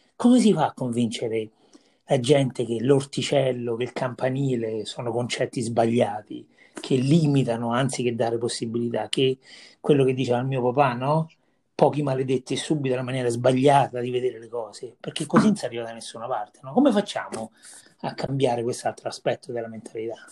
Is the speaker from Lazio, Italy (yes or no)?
yes; Viterbo, Lazio, Italy; sono di Vitebo, Viterbo